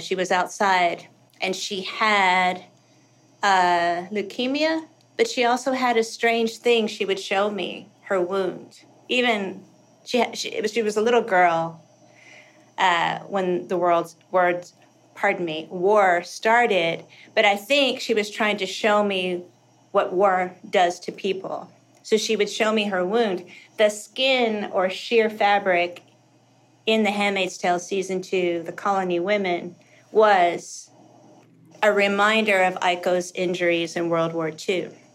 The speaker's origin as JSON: {"language": "English", "region": "Kentucky", "country": "United States", "tie": "born or raised there", "also_born_or_lived": "South Dakota", "moved": "yes", "said": "I hated growing up in Kentucky"}